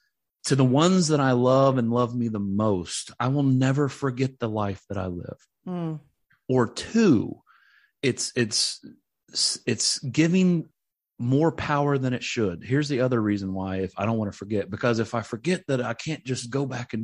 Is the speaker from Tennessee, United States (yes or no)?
yes; Tennessee, United States; But I grew up in East Tennessee, which is about 2.5-3 hours away from Middle Tennessee, where I am now, where the ministry is.